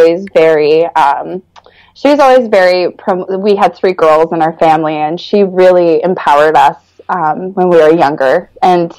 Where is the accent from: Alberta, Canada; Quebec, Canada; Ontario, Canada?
Ontario, Canada; Stouffville; also born or lived in North York, Ontario; I was born in North York General Hospital, and I grew up in Stouffville, Ontario